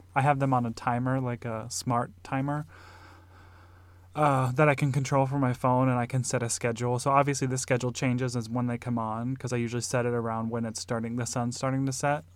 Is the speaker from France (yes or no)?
no; Nebraska, United States; also born or lived in Illinois; now in Arizona, United States; growing up in Nebraska and then in Illinois